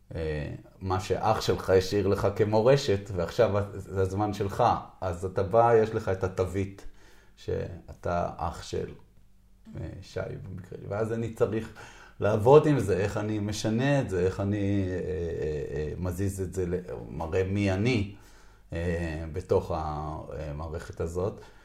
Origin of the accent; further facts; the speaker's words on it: Israel; אני נולדתי בקיבוץ